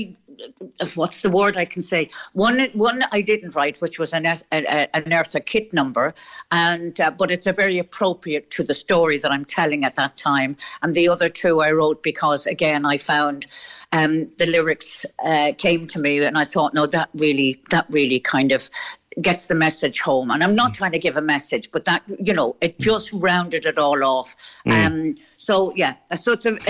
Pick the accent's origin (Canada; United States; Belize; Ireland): Ireland; Dublin, Leinster; moved away; also born or lived in West Cork; growing up in Dublin and good Catholic Ireland in the 50s.